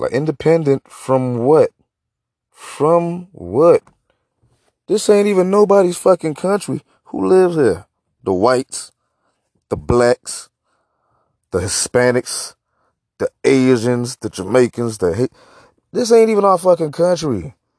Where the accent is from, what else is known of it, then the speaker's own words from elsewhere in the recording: United States; I'm just so, like, disgusted with being American right now